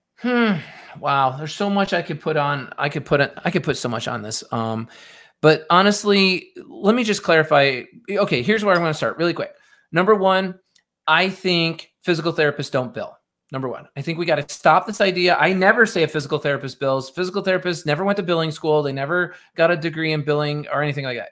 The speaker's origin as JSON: {"language": "English", "town": "Rochester", "region": "New York", "country": "United States", "said": "I'm originally from Rochester, New York, outside Rochester in the suburbs"}